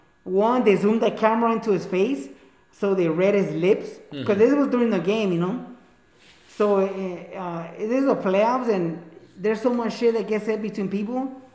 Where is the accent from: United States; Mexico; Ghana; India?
Mexico; I grew up in Mexico my crucial years. That made me a paisa, you know.